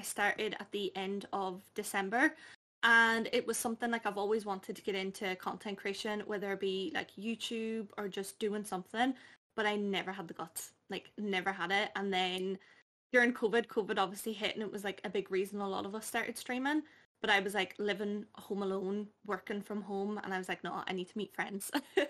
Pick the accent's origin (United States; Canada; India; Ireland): Ireland; Dublin, Leinster; now in Derry, United Kingdom; So I am originally from Dublin, but I definitely don't sound it. I'm based in Derry now. So I've kind of like picked up that accent anyway, and I am just turned 24.